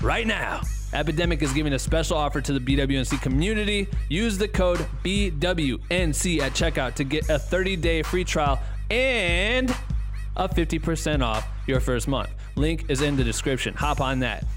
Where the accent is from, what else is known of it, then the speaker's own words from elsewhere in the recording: Iowa, United States; me living, growing up in Iowa, looking up to Minnesota people in the music scene